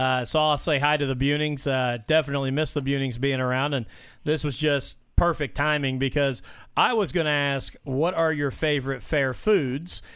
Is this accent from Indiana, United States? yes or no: yes; Mitchell, Indiana, United States; growing up in Mitchell